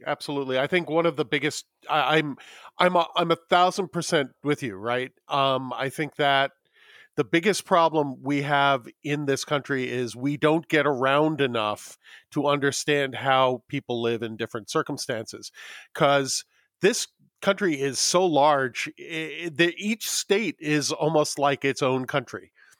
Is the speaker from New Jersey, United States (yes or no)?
no; New York, United States; moved away as an adult; now in Los Angeles, United States; I have been a city boy my entire life. I grew up in New York. I moved to Los Angeles.